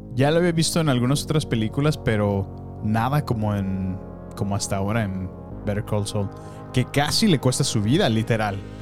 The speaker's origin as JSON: {"language": "Spanish", "town": "Salamanca", "region": "Guanajuato", "country": "Mexico", "tie": "born or raised there", "moved": "yes", "said": "fue mi infancia allá en Salamanca"}